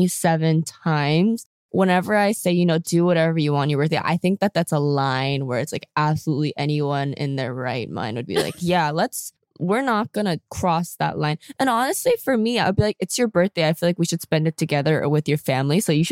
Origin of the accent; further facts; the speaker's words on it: South Korea; when I was asked about like where I was from, obviously when I said I was from Korea, they knew nothing about it.